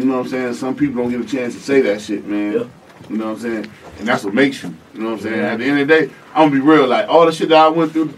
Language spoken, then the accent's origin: English; Rochester, New York, United States; now in Atlanta, United States; I know where I'm from. I'm from Rochester, New York